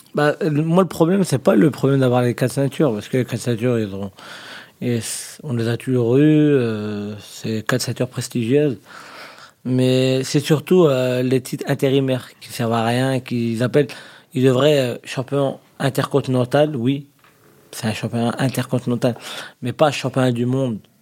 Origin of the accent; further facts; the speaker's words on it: France; on est français